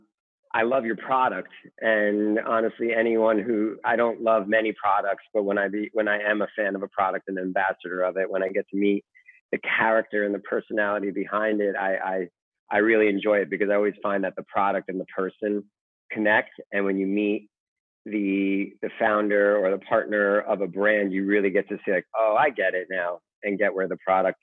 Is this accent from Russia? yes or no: yes; Russia; moved away; I'm from Russia, so we spoke a little Russian to each other